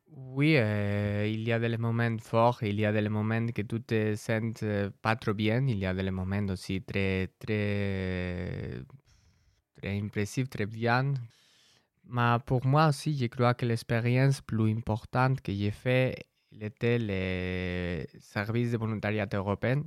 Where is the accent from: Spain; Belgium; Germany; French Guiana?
Spain; French is a second language; now in France; je viens de l'Espagne